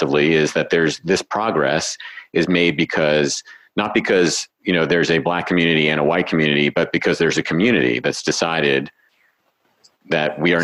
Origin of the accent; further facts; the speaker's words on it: New York City, New York, United States; now in Reno, United States; I grew up in New York City